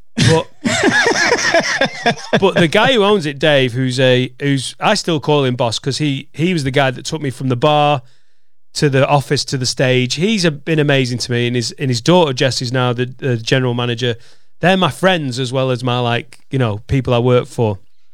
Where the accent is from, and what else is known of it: Preston, North West England, United Kingdom; born or raised there